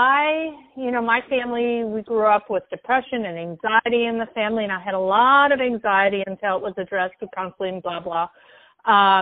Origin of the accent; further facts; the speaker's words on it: Minneapolis, Minnesota, United States; moved away as an adult; also born or lived in Seattle, Washington; now in Portland, United States; I grew up in Minneapolis, Minnesota